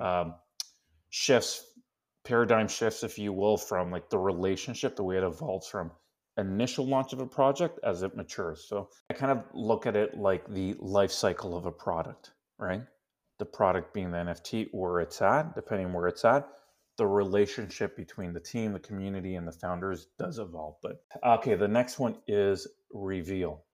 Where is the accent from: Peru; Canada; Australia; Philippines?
Canada; first language Spanish; English is a second language; I was born in Canada.